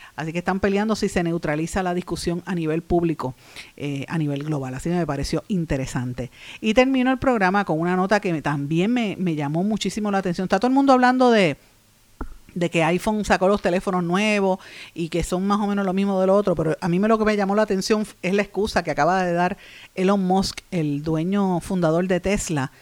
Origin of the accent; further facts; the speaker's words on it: Puerto Rico; nuestro país